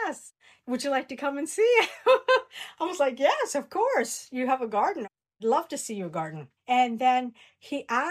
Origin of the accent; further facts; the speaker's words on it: Canada; moved away as an adult; now in Australia; I'm Canadian